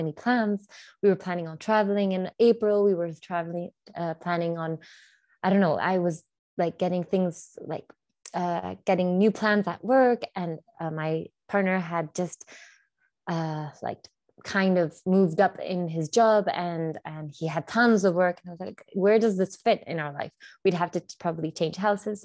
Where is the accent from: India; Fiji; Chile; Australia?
Chile; I'm from Chile, so South America